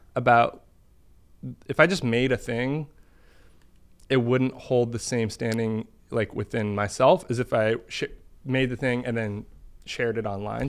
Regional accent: Boston, Massachusetts, United States; moved away; grew up in Boston

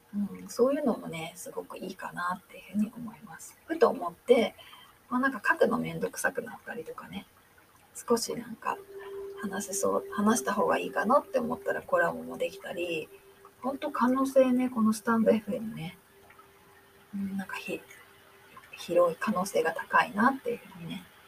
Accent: Japan; first language Japanese; moved away; 日本人なんですけどね

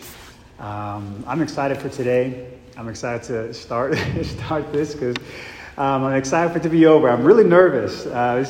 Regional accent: Mesa, Arizona, United States; I grew up in Mesa, Arizona, with three brothers and four sisters.

